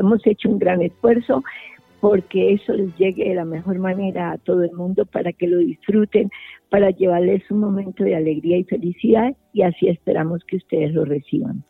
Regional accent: Cali, Valle del Cauca, Colombia; a nosotros como colombianos y especialmente con caleños

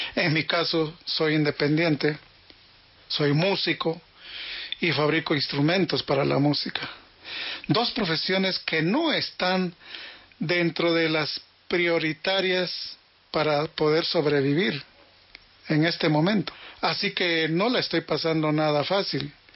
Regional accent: Arequipa, Peru; now in Colombia; Nací en Arequipa, Perú, hace 55 años.

